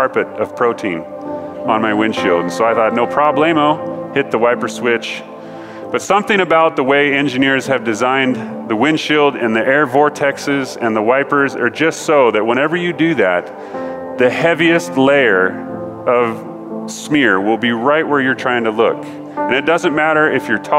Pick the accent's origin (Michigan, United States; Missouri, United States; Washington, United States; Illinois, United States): Washington, United States; Ellensburg; moved away as an adult; now in Colorado, United States; In Ellensburg, where we're from, you get to choose between two types of weather